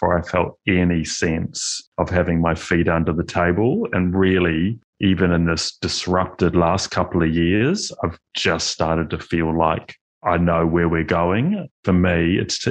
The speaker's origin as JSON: {"language": "English", "town": "Christchurch", "region": "Canterbury", "country": "New Zealand", "tie": "born or raised there", "also_born_or_lived": "Melbourne, Australia", "said": "Growing up in Christchurch"}